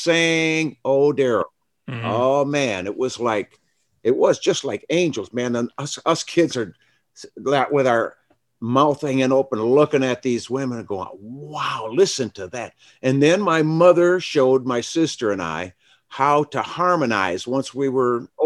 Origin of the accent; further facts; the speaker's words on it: Flint, Michigan, United States; growing up in Flint, Michigan